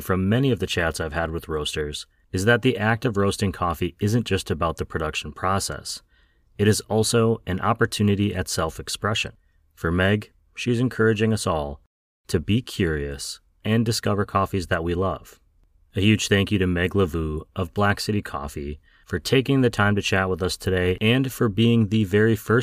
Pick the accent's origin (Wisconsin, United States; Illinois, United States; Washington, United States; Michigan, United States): Wisconsin, United States; Wausau; my hometown of Wausau, Wisconsin